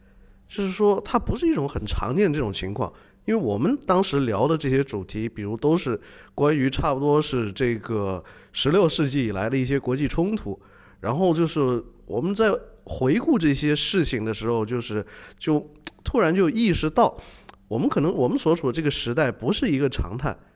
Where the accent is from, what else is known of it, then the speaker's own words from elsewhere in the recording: China; 你你你要问我们中国人可不可能达到那种想象力拍出这东西？